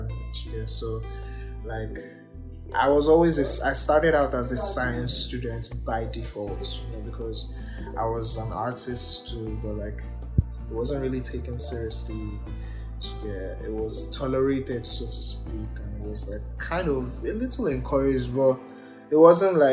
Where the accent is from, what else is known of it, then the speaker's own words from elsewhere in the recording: Ibadan, Oyo, Nigeria; also born or lived in Kwara State, Nigeria; I was born in Ibadan. I've lived here all my life.